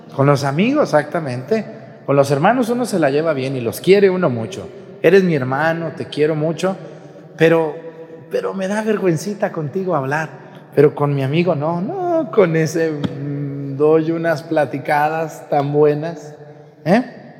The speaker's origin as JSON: {"language": "Spanish", "town": "Mexticacán", "region": "Jalisco", "country": "Mexico", "tie": "born or raised there", "moved": "yes", "said": "mi pueblo, en Mestigacán"}